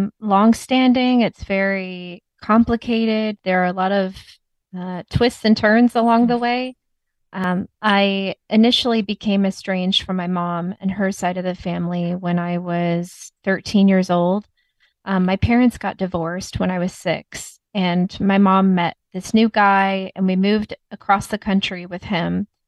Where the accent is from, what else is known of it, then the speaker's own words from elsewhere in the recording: Texas, United States; also born or lived in Indiana; where I grew up with my mom and her husband, I grew up with them in Texas. And then my dad lived in Indiana.